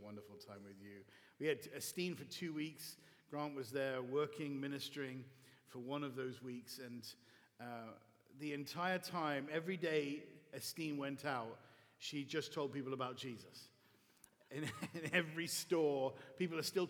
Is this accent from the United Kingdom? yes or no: yes; Bath, South West England, United Kingdom; moved away as an adult; now in Chicago, United States; in the wonderful city of Bath. This is my hometown, so it's very, very dear to my heart